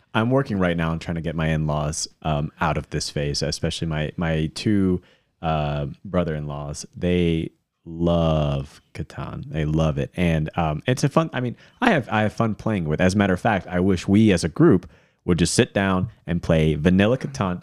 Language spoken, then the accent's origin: English; Hickory, North Carolina, United States; I grew up in Hickory, North Carolina